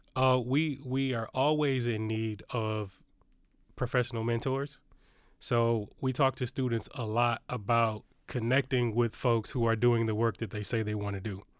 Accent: Detroit, Michigan, United States; I grew up in Detroit, Michigan.

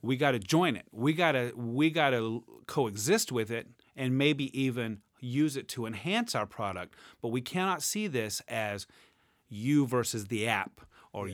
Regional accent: Jacksonville, Florida, United States; moved away as an adult; now in Michigan, United States; I grew up in Jacksonville, Florida

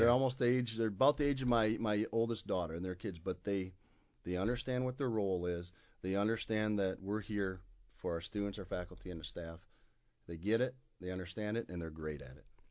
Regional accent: Kalamazoo, Michigan, United States; I was born and raised right here in Kalamazoo, Michigan

